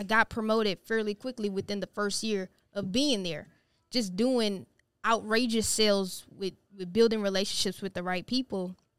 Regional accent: Missouri City, Texas, United States; Born and raised in Houston, Texas

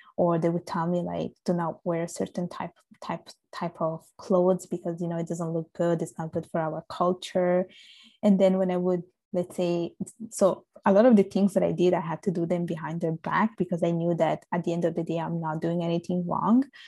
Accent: Sicily, Italy; accent: Italian; English is a second language; moved away as an adult; now in Montreal, Canada; I was born and raised in Italy.

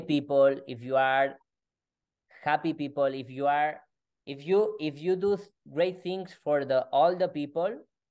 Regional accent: Spain; English is a second language; I am from Spain and my English is doesn't perfect, but I am trying.

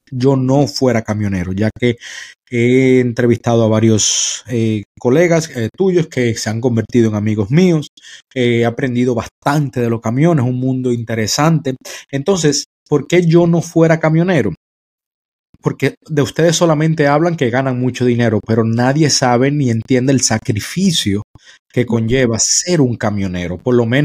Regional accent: Dominican Republic; Sabe que yo soy dominicano

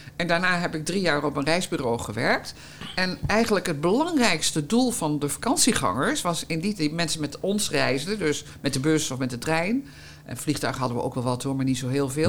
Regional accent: Hengelo, Gelderland, Netherlands; moved away; also born or lived in Almere; ik ben opgegroeid in de Achterhoek, in eh, Hengelo-Gelderland

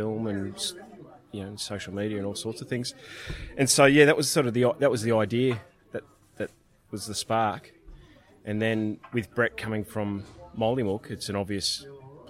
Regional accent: Melbourne, Victoria, Australia; where I grew up in Melbourne, out of the suburbs

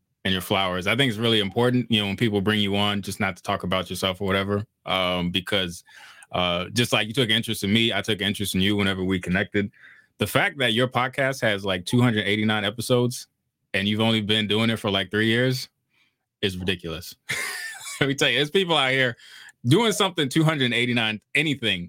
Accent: Woodbridge, Virginia, United States; I was born in Woodbridge, Virginia, which is in the DMV

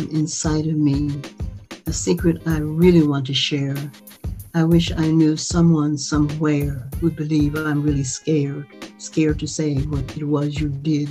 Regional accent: Chicago, Illinois, United States; I grew up in Chicago.

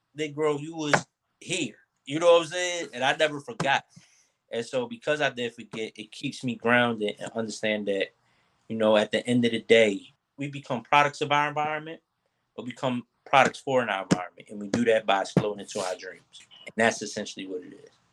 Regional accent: Philadelphia, Pennsylvania, United States; from North Philly

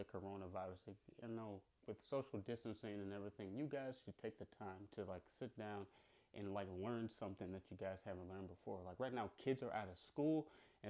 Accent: Chicago, Illinois, United States; I'm from Chicago

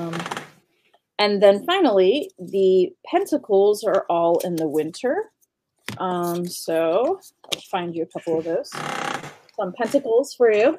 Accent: Western Pennsylvania, United States; I come from Western Pennsylvania in the United States

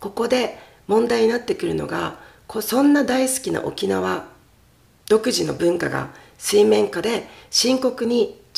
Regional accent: Okinawa, Japan; わしは死ぬまで沖縄で生まれたこと育ったことに対してプライドを持つし子孫にも伝えていきたい

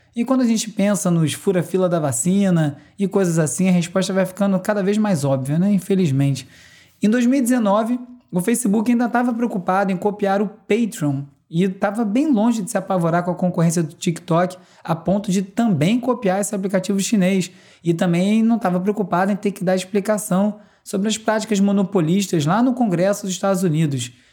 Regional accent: Brazil

